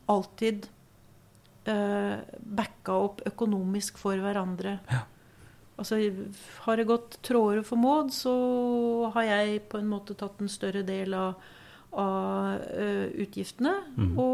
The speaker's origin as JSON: {"language": "Norwegian", "town": "Sandsvær", "region": "Buskerud", "country": "Norway", "tie": "born or raised there", "also_born_or_lived": "Sandefjord", "said": "Så ganske fort kom jeg til det som jo er oppveksten min"}